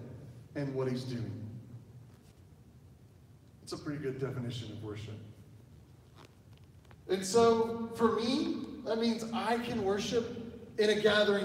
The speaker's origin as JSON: {"language": "English", "region": "Oklahoma", "country": "United States", "said": "I am from Oklahoma"}